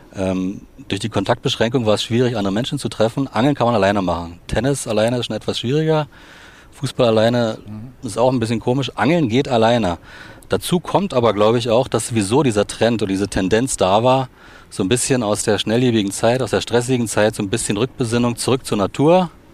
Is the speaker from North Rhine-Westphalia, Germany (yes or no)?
no; Potsdam, Brandenburg, Germany; Ich bin sozusagen im Osten geboren, in Potsdam